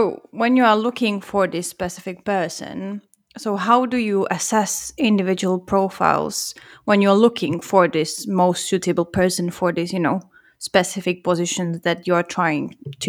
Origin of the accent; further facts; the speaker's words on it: Czechia; now in Finland; I'm from the Czech Republic.